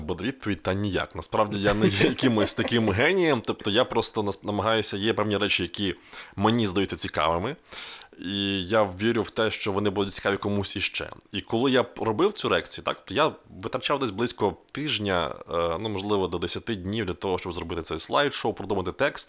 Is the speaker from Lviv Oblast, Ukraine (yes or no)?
no; Rivne, Rivne Oblast, Ukraine; в моєму рідному місті